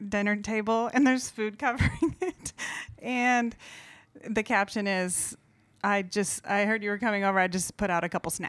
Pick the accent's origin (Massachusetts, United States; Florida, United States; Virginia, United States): Florida, United States; Melbourne; also born or lived in Miami; Well, I also am from Florida. I grew up in Melbourne, Florida, on the east